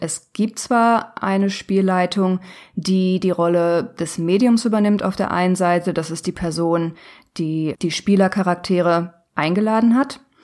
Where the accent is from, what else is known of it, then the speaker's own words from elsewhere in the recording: Ruhr area, North Rhine-Westphalia, Germany; ich komme aus dem Ruhrgebiet, also aus dem Nordwesten Deutschlands